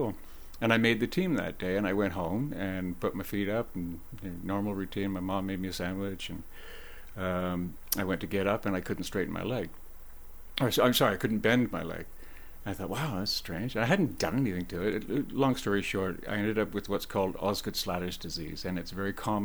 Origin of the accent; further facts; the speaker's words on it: Oakville, Ontario, Canada; the town I grew up in Oakville